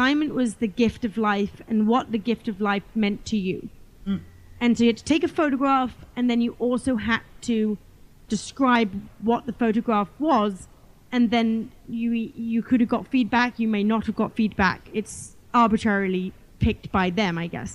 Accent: England, United Kingdom; I grew up in England and we had some land on our property

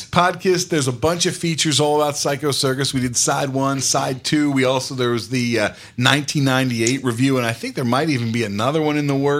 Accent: New Jersey, United States; I'm from New Jersey, but had temporarily taken residence in Florida to help take care of my mom

